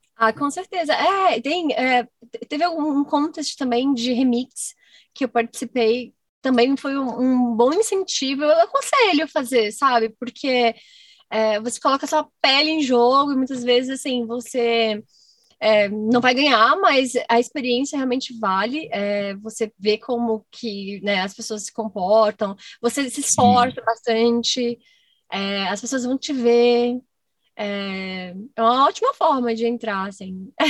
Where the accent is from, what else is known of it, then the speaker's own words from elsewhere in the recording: Goiás, Brazil; moved away as an adult; also born or lived in Minas Gerais; eu nasci em Goiás, hum. eu morava em fazenda, e eu só ia com meu pai e com a minha mãe em festa de peão, assim, na fazenda. Até os meus 18 anos